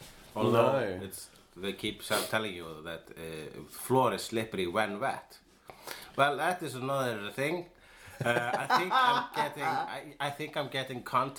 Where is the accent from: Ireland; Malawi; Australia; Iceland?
Iceland; If we say, I am an Icelander.